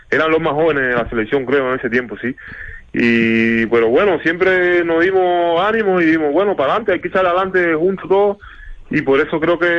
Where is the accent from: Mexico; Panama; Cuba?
Cuba; moved away; salí de Cuba ya venía con la idea ya, que había hablado con así con mis seres más queridos, mi madre, familia y eso